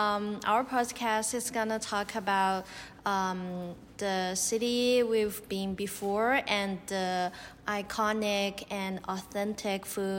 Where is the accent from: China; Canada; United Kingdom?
China; English is a second language; I'm from China.